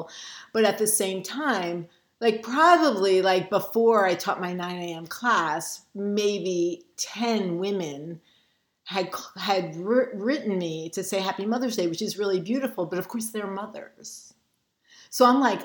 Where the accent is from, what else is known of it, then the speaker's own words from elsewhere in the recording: New York City, New York, United States; I grew up in Brooklyn